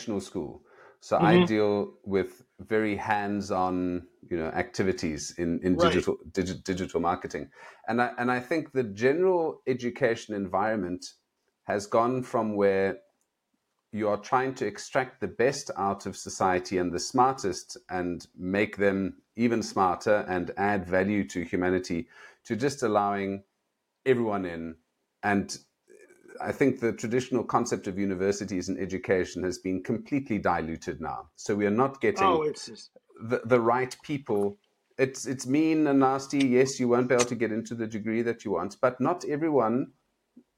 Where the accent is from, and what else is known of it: South Africa; moved away as an adult; also born or lived in Nigeria